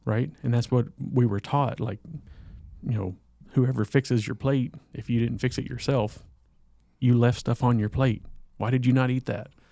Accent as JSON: {"language": "English", "region": "the South", "country": "United States", "tie": "born or raised there", "said": "me growing up in the South"}